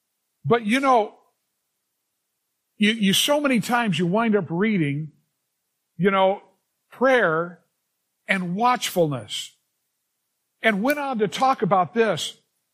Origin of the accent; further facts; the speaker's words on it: Los Angeles, California, United States; also born or lived in Culver City, California / Venice, California; Grew up in the San Fernando Valley